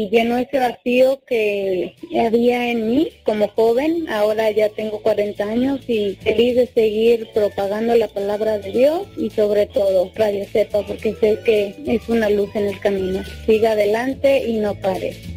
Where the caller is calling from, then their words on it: Santa Maria, California, United States; usted lo escucho aquí en Santa María por internet, en Santa María, California.